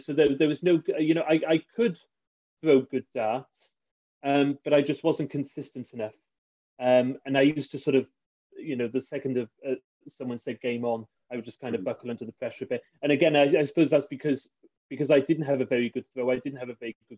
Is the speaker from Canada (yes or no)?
no; Barry, Wales, United Kingdom; I grew up in Barry, so I played in the local Barry League on a Friday